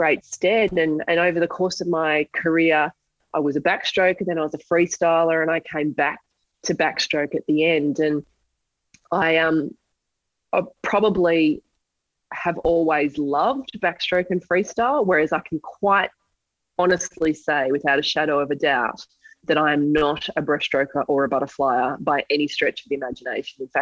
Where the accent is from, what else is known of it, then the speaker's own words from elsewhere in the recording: Australia; as an Australian athlete to have the opportunity to compete at Olympics at home